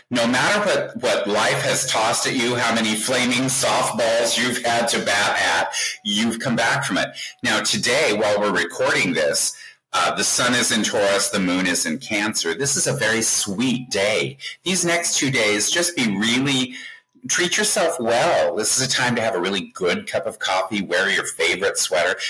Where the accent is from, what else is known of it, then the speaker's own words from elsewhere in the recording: Colorado, United States; moved away; when I grew up in Colorado, we didn't know from Jews.